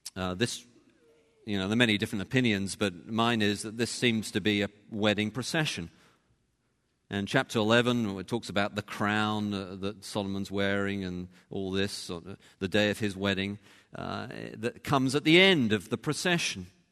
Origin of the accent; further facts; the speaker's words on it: England, United Kingdom; moved away; over there we are English